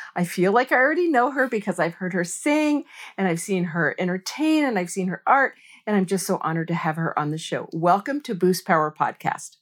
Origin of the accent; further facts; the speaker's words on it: United States; I'm a American girl